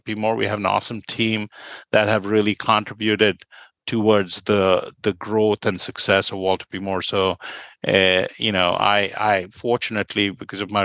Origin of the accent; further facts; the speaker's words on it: Kolkata, West Bengal, India; moved away as an adult; I grew up in Kolkata